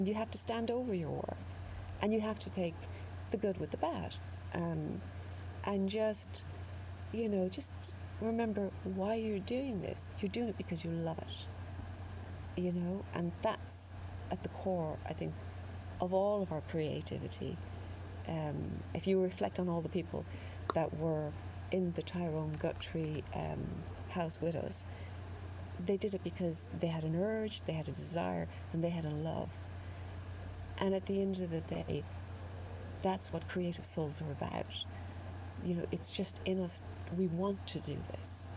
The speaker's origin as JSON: {"language": "English", "town": "Listowel", "region": "Munster", "country": "Ireland", "tie": "born or raised there", "said": "I grew up in Listowel, outside Listowel"}